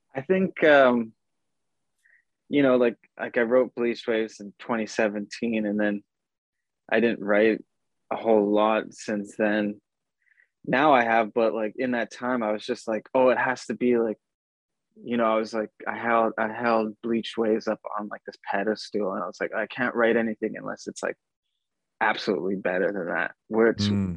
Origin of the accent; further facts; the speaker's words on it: Brokenhead Ojibway Nation, Manitoba, Canada; me growing up on Broken Head Ojibwe Nation with with my dad